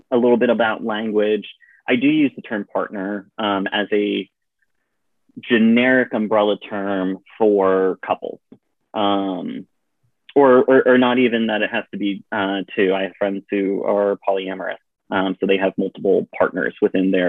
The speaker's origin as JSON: {"language": "English", "region": "Virginia", "country": "United States", "tie": "born there", "said": "So you know, I uh, I was born in Virginia. We moved around a bit, um, but y'all has somehow stuck in my uh, vocabulary"}